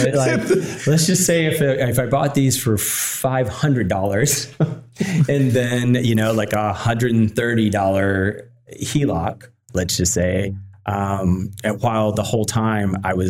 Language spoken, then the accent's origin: English; Virginia, United States; now in San Diego, United States; You know, I came from Virginia, you know, originally.